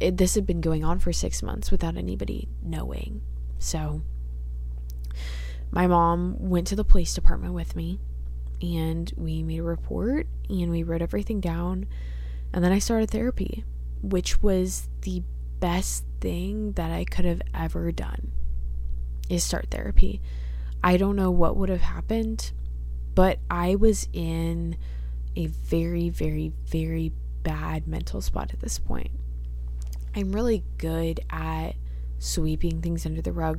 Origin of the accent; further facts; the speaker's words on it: Dallas, Texas, United States; I'm from Dallas